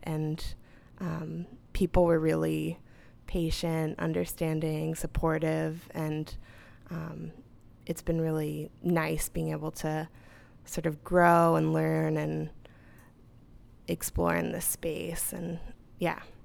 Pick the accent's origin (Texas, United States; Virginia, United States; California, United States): California, United States; Southern; moved away as an adult; now in Chicago, United States; I'm originally from Southern California